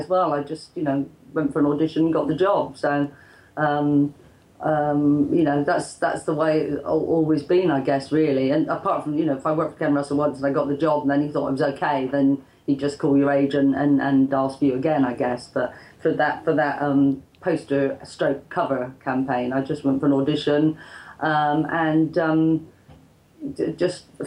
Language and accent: English; Bristol, South West England, United Kingdom; I was from Bristol